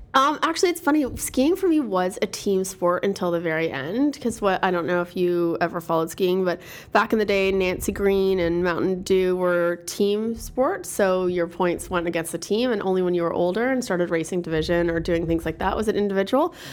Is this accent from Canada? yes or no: yes; Toronto, Ontario, Canada; also born or lived in Quebec / New York City; Born and raised in Toronto, proud to be from Toronto